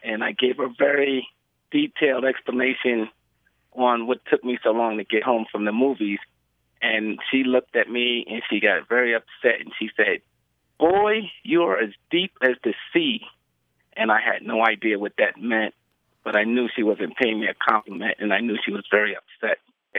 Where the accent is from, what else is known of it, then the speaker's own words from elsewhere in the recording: New York City, New York, United States; also born or lived in Charleston, South Carolina; now in San Diego, United States; Well, I'm originally from New York City. I was born and raised there, but I also used to live with my grandmother and grandfather in Charleston, South Carolina when I was very young, about 11, 12.